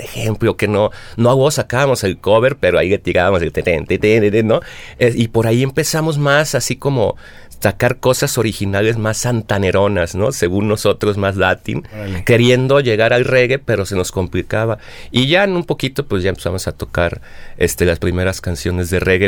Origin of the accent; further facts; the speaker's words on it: Mexico; uno como mexicano